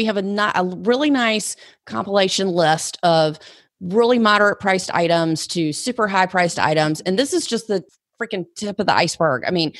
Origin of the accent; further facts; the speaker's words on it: the South, United States; Like they don't drink it, but I'm from the South. We drink bourbon.